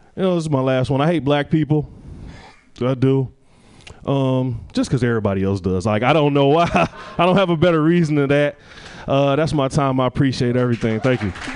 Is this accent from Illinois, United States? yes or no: no; Detroit, Michigan, United States; I'm originally from Detroit.